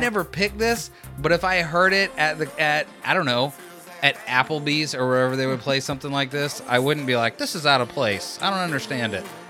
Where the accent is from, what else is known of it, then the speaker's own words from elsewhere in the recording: Florida, United States; I'm from Florida